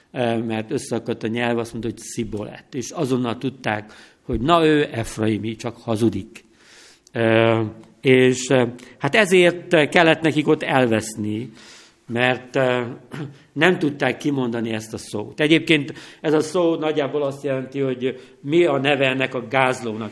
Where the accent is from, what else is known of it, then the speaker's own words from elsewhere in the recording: Tiszavasvári, Szabolcs-Szatmár-Bereg, Hungary; now in Nógrád County, Hungary; Tisza-Vasváriban, eh, nőttem fel